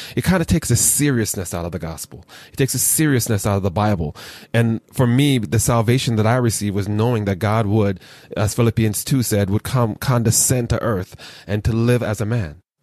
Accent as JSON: {"language": "English", "country": "Jamaica", "said": "a Jamaican who has multiple jobs"}